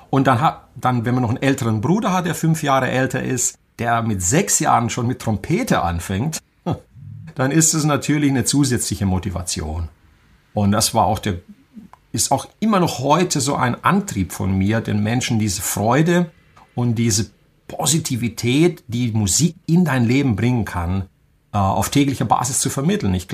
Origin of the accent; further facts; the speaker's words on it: Banat, Romania; born there; moved away; dass ähm, ich im Banat in Rumänien geboren bin. Das kann man wahrscheinlich auch ein bisschen an meinem Akzent hören.